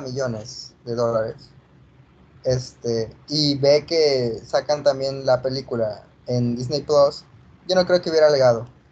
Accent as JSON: {"language": "Spanish", "country": "Mexico", "tie": "born or raised there", "also_born_or_lived": "Spain", "said": "nos hemos criado en México, así que nos sentimos mexicanos"}